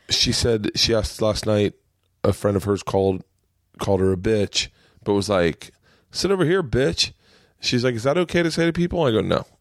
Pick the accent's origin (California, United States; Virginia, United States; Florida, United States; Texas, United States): Florida, United States; Tampa; moved away; also born or lived in New York; I grew up in Tampa.